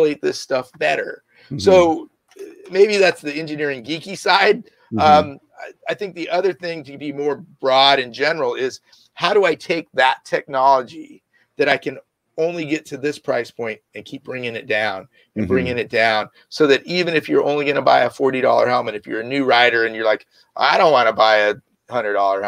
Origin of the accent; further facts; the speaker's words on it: San Jose, California, United States; also born or lived in Los Angeles; I grew up right here in the Bay Area, San Jose